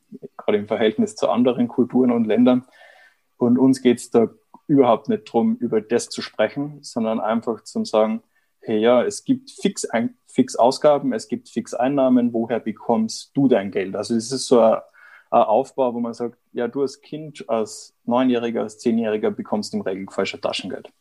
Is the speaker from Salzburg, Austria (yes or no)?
no; Vienna, Austria; moved away as an adult; also born or lived in Erlangen-Nürnberg, Germany; now in Germany; ich bin eigentlich Österreicher, bin vor einigen Jahren hier der Liebe wegen nach Deutschland gekommen, habe in Wien meine Zelte abgebrochen